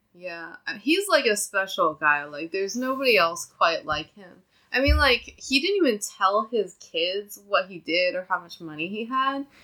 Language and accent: English; Nanjing, Jiangsu, China; moved away; also born or lived in Nebraska, United States; I'm from Nanjing, which is like another southern city in China